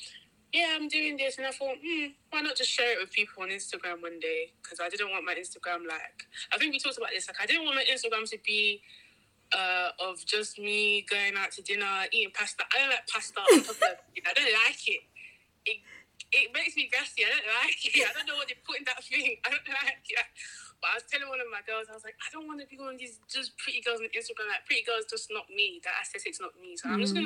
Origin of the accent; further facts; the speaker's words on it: United Kingdom; I'm Nigerian, born in Britain.